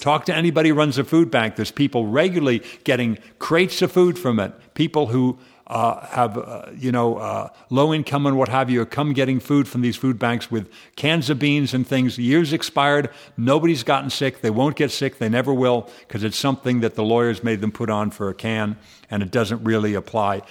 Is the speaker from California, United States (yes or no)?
yes; San Fernando Valley, California, United States; I grew up in the San Fernando Valley